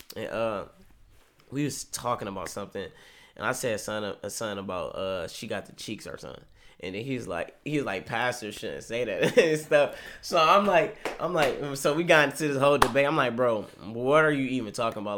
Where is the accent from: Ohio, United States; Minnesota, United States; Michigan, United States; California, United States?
Ohio, United States; Cleveland; I'm from Cleveland, Ohio.